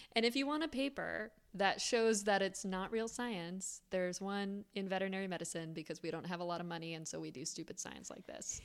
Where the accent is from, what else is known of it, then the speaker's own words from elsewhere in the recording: Florida, United States; I grew up in Florida